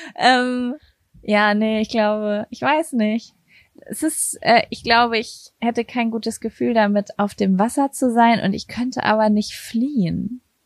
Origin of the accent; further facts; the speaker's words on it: Berlin, Germany; first language German; bei uns in Berlin